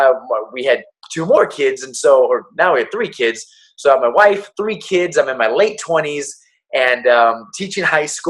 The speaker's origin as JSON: {"language": "English", "town": "Torrance", "region": "California", "country": "United States", "tie": "born or raised there", "said": "Born and raised in Los Angeles, California. The actual city is Torrance, California."}